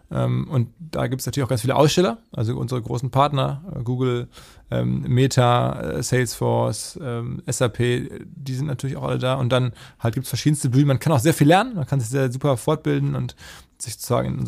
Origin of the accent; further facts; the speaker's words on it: North Rhine-Westphalia, Germany; now in Hamburg, Germany; ich bin ja aus dem Ruhrgebiet, wenn man mit dem Zug nach Hamburg fährt, über die ähm, Elbbrücken hier reinfährt und das ist jedes Mal schön